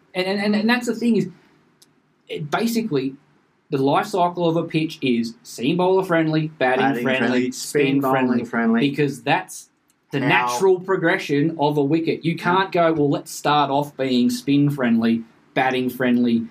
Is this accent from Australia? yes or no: yes; Australia; I'm an Aussie